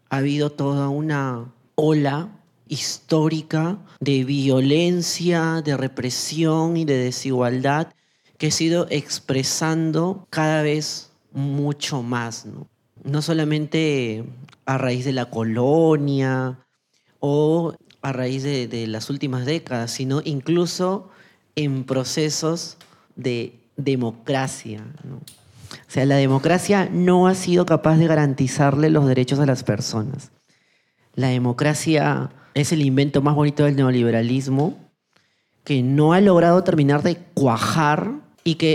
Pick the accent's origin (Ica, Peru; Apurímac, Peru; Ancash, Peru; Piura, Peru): Ica, Peru; also born or lived in Ayacucho; now in Lima, Peru; yo soy una joven trans afroandina de la zona sur de, Perú. Nací en, en Ayacucho, crecí en Ica y hace muy poco tiempo estoy en Lima.